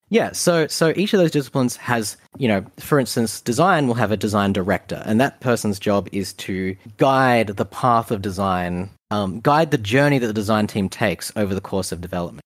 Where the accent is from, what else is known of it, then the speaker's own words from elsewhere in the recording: Australia; Being an Australian